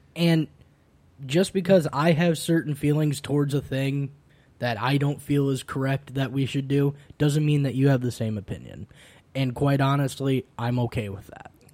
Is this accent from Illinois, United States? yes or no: yes; Illinois, United States; growing up in the Midwest, specifically, uh, specifically Illinois